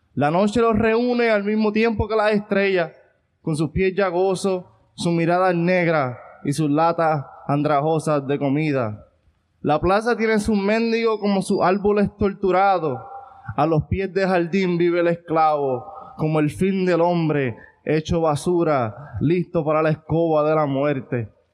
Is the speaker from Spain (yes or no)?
no; Ponce, Puerto Rico; yo soy de Ponce